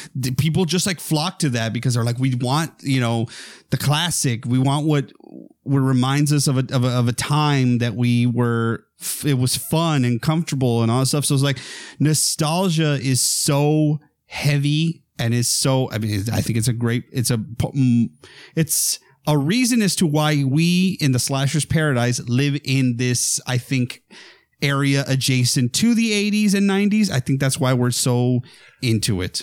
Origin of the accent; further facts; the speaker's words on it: near McAllen, Texas, United States; we didn't have a movie theater in my hometown. We had to go to McAllen, which was the big town nearby